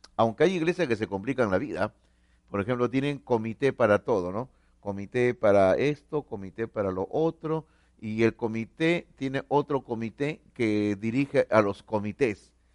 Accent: Peru; somos peruanos

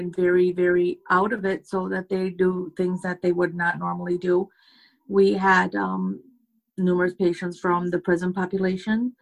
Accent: United States; I'm from America.

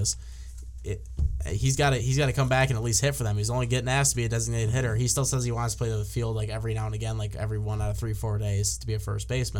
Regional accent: West Michigan, United States; growing up in West Michigan, I had the Whitecaps right near my house.

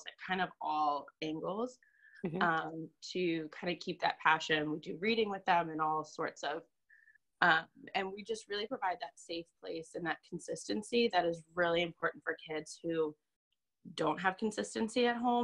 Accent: Virginia Beach, Virginia, United States; moved away as an adult; also born or lived in Fredericksburg, Virginia / Concord, New Hampshire; now in New Hampshire, United States; I am originally from Virginia Beach, Virginia

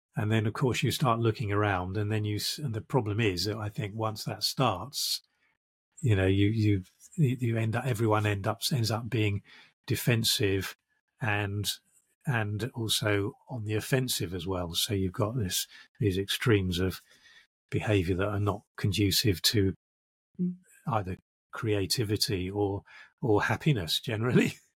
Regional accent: London, United Kingdom; also born or lived in South of England (village, first five years); i'm british and i grew up in uh, in what they call the home counties

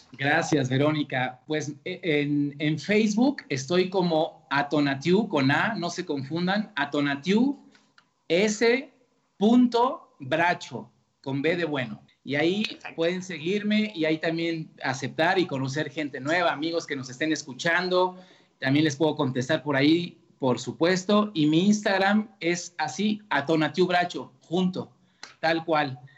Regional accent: Mexico; como somos los mexicanos

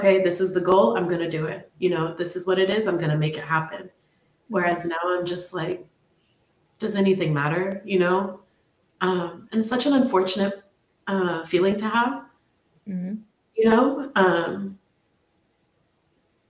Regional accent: San Francisco, California, United States; moved away as an adult; also born or lived in Tigray; I was born and raised in the city. I'm so American

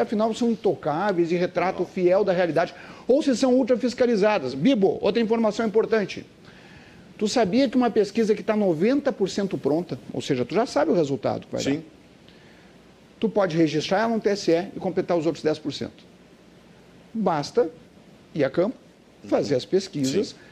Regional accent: Santa Maria, Rio Grande do Sul, Brazil; Como sou de Santa Maria

